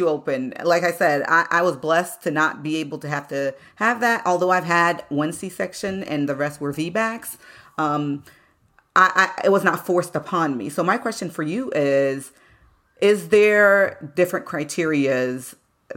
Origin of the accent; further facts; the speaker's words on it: United States; I myself growing up in the United States